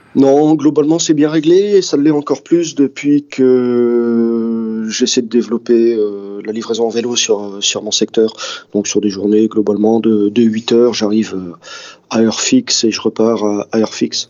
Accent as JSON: {"language": "French", "town": "Dunkirk", "region": "Hauts-de-France", "country": "France", "tie": "born or raised there", "moved": "yes", "said": "J'ai grandi à Dunkerque, ouais. J'ai toujours un, pied là-bas, parce que euh, bah, j'y suis né et puis ça reste ma ville."}